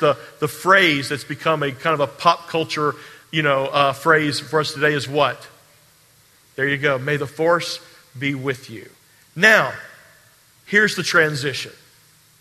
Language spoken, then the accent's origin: English; Charleston, South Carolina, United States; I grew up here in Charleston. I grew up on James Island